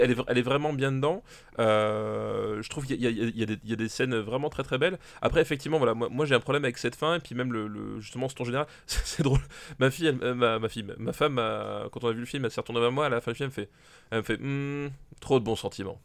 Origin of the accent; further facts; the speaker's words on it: Alsace, Grand Est, France; je suis, je suis originaire d'Alsace.